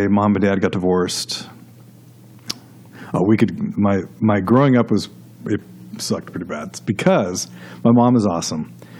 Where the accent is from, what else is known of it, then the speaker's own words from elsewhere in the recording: Los Angeles, California, United States; moved away as an adult; now in Nashville, United States; I actually grew up in Los Angeles. Okay. In the San Fernando Valley, out in California. And third generation California. And, you know, I guess if I were to start from the beginning, I was born and I was raised Catholic.